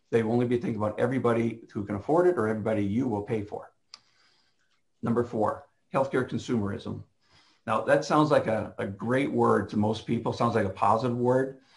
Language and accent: English; Canada; now in United States; I spent a lot of years when I moved down here from Canada, Janice and I did